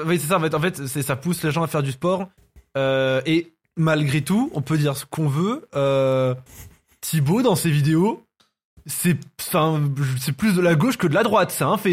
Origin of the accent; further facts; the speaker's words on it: France; Je, suis pas né en Algérie, je suis né en France.